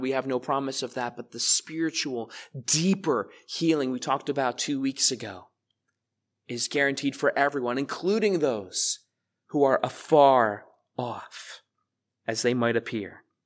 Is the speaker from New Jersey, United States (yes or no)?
yes; South Amboy, New Jersey, United States; I was raised in this church. You guys know that. I grew up in the Sunday school here.